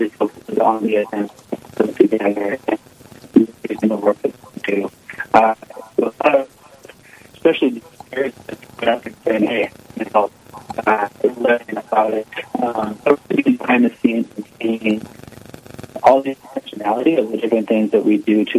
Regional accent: St. Paul, Minnesota, United States; moved away as an adult; now in Sioux Falls, United States; I'm originally from St. Paul, Minnesota, but been living in Sioux Falls now for about 6-7 years.

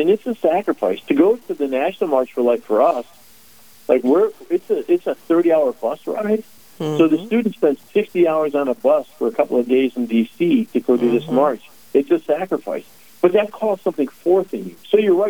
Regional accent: Chicago, Illinois, United States; now in North Dakota, United States; I'm a Chicago Bears fan. I'm from the South Side of Chicago.

